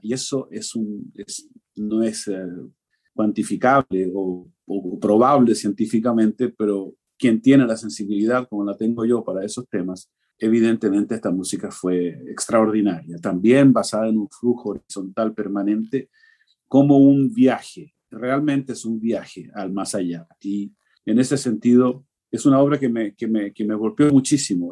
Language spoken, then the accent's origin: Spanish; Chile; moved away as an adult; also born or lived in New York / Italy; yo me fui de Chile um, a estudiar primero Juilliard